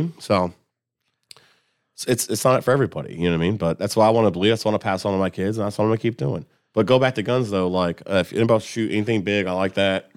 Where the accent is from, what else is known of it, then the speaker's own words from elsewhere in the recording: Columbus, United States; I'm, I'm from Columbus